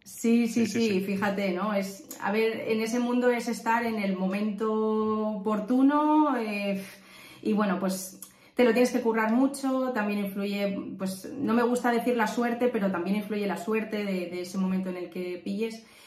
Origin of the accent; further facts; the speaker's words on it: Valencia, Valencian Community, Spain; soy de Valencia, tengo 30 años